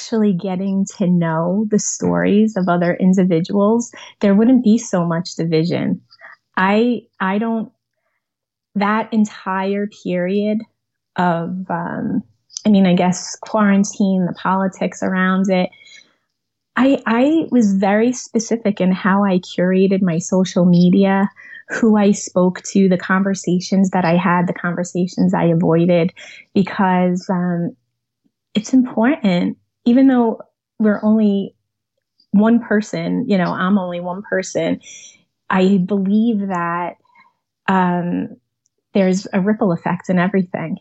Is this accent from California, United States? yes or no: no; New York City, New York, United States; now in Manasquan, New Jersey, United States; I was born on Staten Island, suburb of New York City